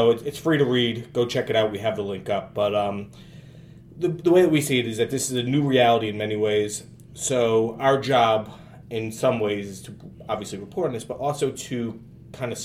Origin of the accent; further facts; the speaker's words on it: United States; I'm an American.